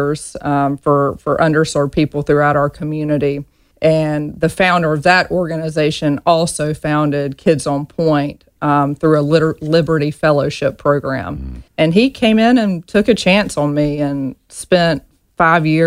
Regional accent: Reynolds, Georgia, United States; moved away as an adult; I grew up in a small town in Georgia, a one red light town called Reynolds, Georgia.

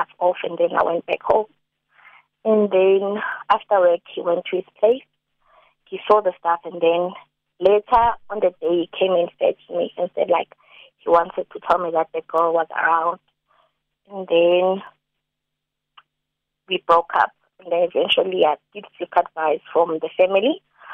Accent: Limpopo, South Africa; moved away as an adult; also born or lived in Johannesburg; Me and my partner, we're from Limpopo. Mm-hmm. And then we were born and raised in Limpopo, and then we went to Joburg.

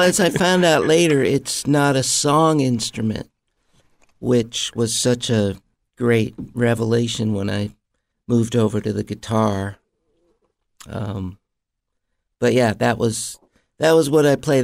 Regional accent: Mount Vernon, Iowa, United States; moved away; also born or lived in Los Angeles; I grew up in a small town in Iowa called Mount Vernon, a little college town where my dad was a piano professor.

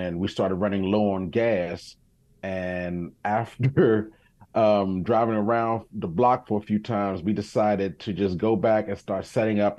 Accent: Montgomery County, Maryland, United States; also born or lived in Washington, D.C.; I grew up in Montgomery County in Maryland. My mom moved us from D.C. into Montgomery County, Maryland

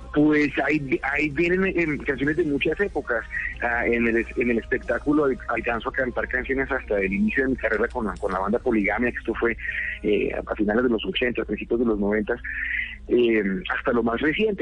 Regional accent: Colombia; cuando niño y cuando adolescente de lo que veía que pasaba en mi país

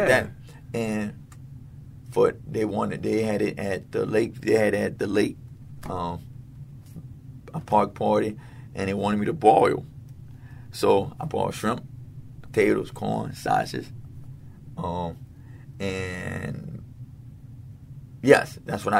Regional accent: New Orleans, Louisiana, United States; also born or lived in California; Growing up in the Seventh Ward, especially when I'm 37 years old

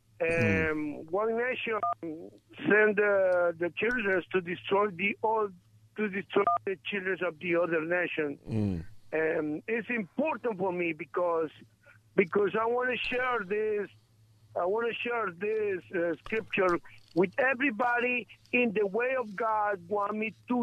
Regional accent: Guatemala; moved away; I am from Guatemala. I'm not born in this country

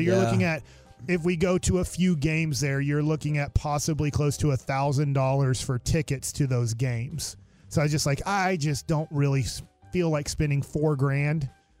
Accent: Duncanville, Texas, United States; I grew up in Dallas-Fort Worth, Duncanville.

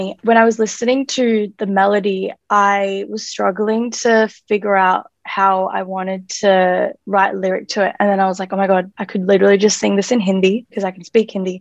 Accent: Melbourne, Victoria, Australia; I am an artist from Melbourne

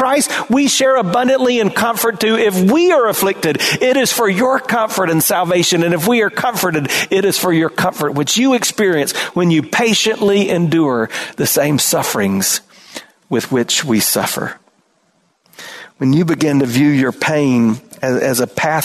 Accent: South Carolina, United States; We didn't have that much in my hometown, small town, South Carolina

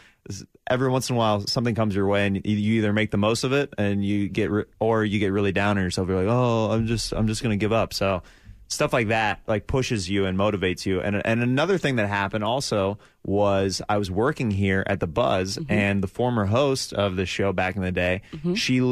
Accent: Overland Park, Kansas, United States; moved away as an adult; also born or lived in Los Angeles; I grew up in the Overland Park area, and I went to Blue Valley High School

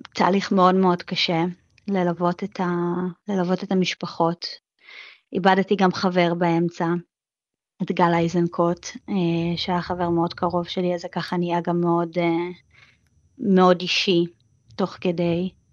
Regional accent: Israel; moved away as an adult; now in New York, United States; אני ישראלית שנמצאת פה זמן קצר

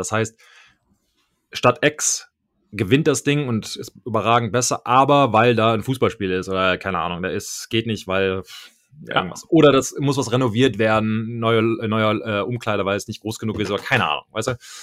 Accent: Düsseldorf, North Rhine-Westphalia, Germany; moved away; von da ging es dann direkt nach Düsseldorf. In meiner alten Heimatstadt

